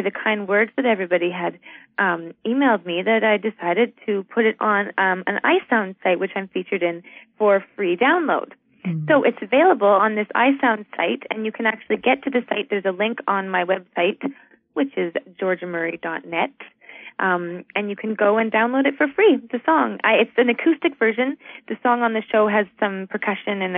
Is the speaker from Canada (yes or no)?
yes; Canada; I'm a Canadian